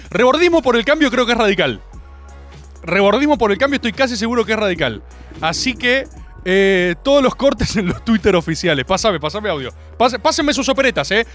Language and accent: Spanish; Buenos Aires, Argentina; La gente de Córdoba me recibió como una suerte de misteriosa deidad porteña